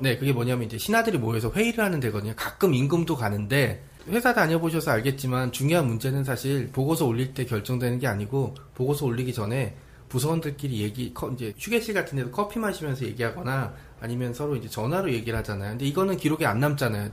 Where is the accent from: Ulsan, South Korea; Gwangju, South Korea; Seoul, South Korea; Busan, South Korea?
Seoul, South Korea; 저도 서울 촌놈이라고 많이 부르는데